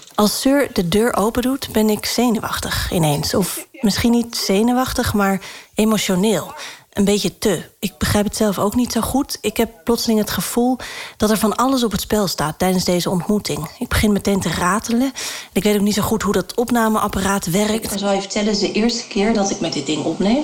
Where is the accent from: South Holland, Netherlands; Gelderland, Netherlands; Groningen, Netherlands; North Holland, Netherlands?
South Holland, Netherlands; Rotterdam; moved away; In de jaren 90 had ik les van Seur op de Wolvert van Borselen, een zwarte school in Rotterdam